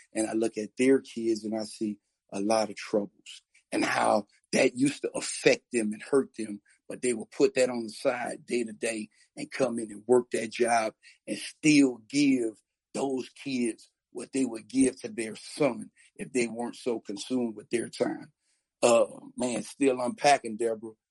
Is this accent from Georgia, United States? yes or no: no; New Orleans, Louisiana, United States; I'm I'm from New Orleans, uh, and in New Orleans, uh, we we kind of have a subculture